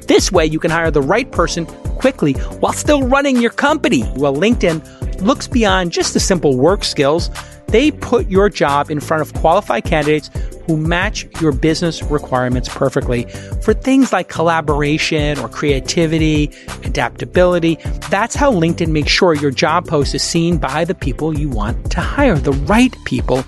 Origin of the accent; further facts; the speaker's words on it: New York City, New York, United States; I was a kid from Brooklyn